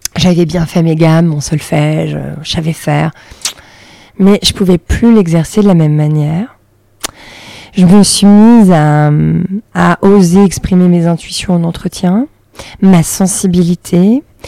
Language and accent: French; Saint-Étienne area, Auvergne-Rhône-Alpes, France; moved away as an adult; now in Paris, France; J'ai grandi en, province, dans la région stéphanoise